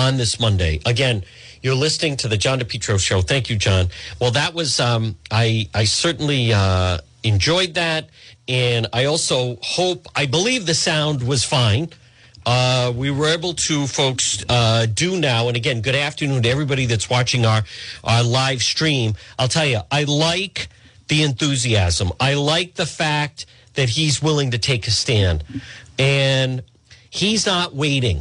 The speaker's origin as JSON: {"language": "English", "area": "Edgewood", "region": "Rhode Island", "country": "United States", "tie": "born or raised there", "said": "my parents, growing up in Edgewood"}